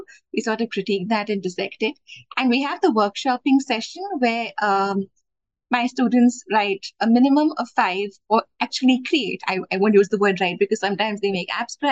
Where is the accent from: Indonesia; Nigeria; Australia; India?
India; Bangalore, Karnataka; I am from Bangalore, India